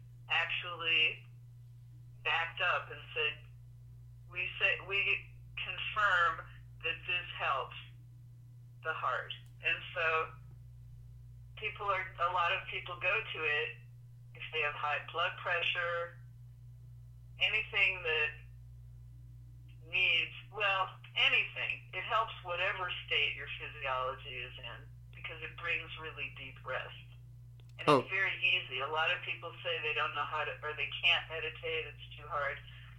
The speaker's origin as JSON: {"language": "English", "town": "Cleveland", "region": "Ohio", "country": "United States", "accent": "Cleveland", "said": "Originally, Cleveland, Ohio."}